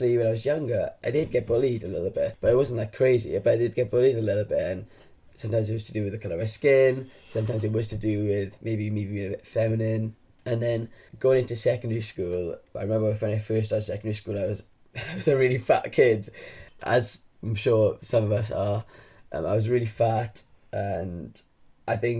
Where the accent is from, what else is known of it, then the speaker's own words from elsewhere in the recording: Aberdare, Wales, United Kingdom; I'm from a small town in South Wales called Aberdare, actually from Cumbach. And I grew up there